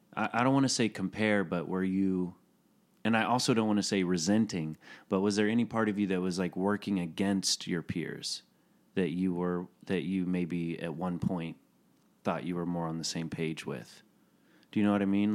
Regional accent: Chattanooga, Tennessee, United States

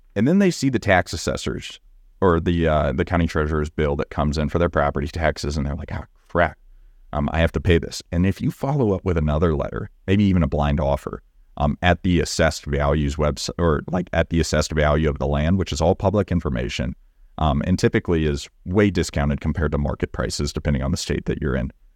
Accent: Texas, United States; accent: Southern; I'm from Texas and I, I can turn on the Southern

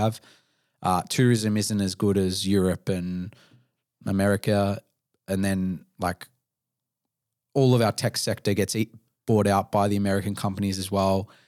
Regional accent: Melbourne, Victoria, Australia; my first twenty-eight years of life as an Australian person

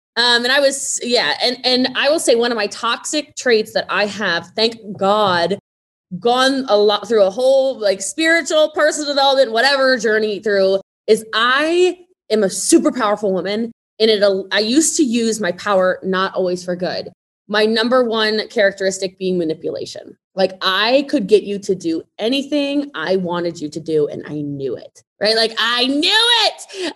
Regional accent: Middletown, Maryland, United States; moved away; I'm from Maryland originally, so I'm from um, I'm from Frederick County. I'm from Middletown, so way out in the country

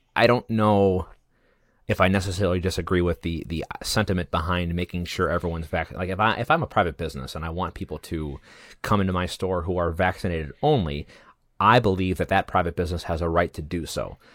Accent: United States; as an American citizen

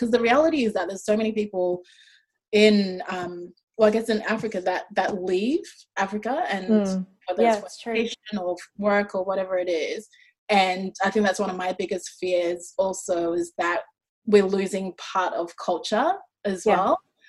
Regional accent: Australia; accent: Australian; also born or lived in Ghana / New Zealand; Like, I grew up in Ghana, I grew up in New Zealand, and I grew up in Australia. So all those 3 shaped who I am.

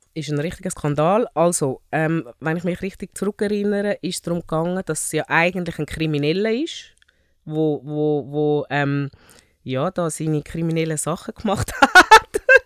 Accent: Zurich, Switzerland; accent: Zürischnurre; weil ich eigentlich eine typische Zürich Schnurren bin. Mein ähm, Hintergrund, ich bin ähm, in Zürich geboren, ursprünglich von Afrika, ähm, Mali und Nigeria

